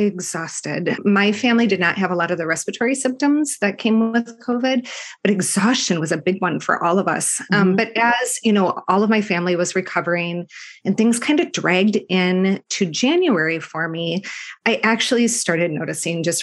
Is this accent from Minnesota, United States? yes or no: yes; Minneapolis, Minnesota, United States; also born or lived in Michigan; I've lived here most of my life